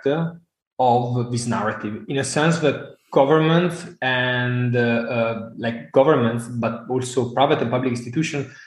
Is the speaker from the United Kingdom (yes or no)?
no; Italy; I come from Italy